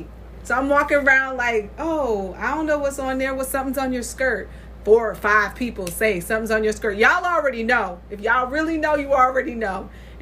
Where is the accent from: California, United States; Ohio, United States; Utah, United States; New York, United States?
New York, United States; Saratoga Springs; So I am from Saratoga Springs. So what food would we be? we would probably be a pound cake because it's bland.